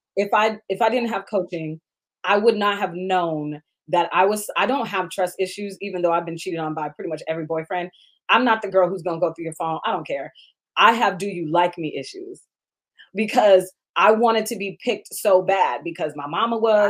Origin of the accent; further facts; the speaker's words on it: Seattle, Washington, United States; I grew up in Seattle